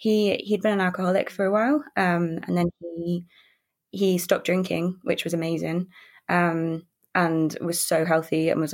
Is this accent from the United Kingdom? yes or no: yes; London, United Kingdom; now in Manchester, United Kingdom; I live in Manchester, but I'm originally from London